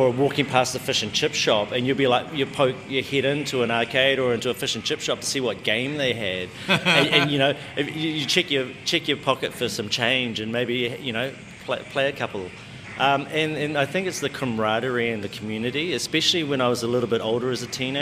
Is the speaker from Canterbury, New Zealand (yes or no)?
no; Ngongotaha, Bay of Plenty, New Zealand; growing up, even in Rotorua, well, I'm from Ngongotaha, and that's on the north side of the lake of Rotorua